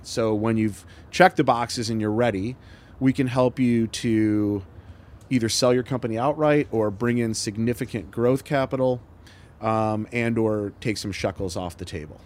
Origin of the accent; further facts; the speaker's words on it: Michigan, United States; moved away as an adult; also born or lived in Ohio; now in Portland, United States; I grew up in Michigan